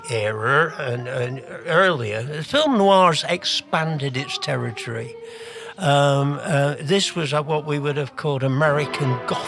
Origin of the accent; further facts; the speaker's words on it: England, United Kingdom; moved away as an adult; now in Canada; I'm from England, as you might have gathered by the accent, although I've lived in Canada since 1977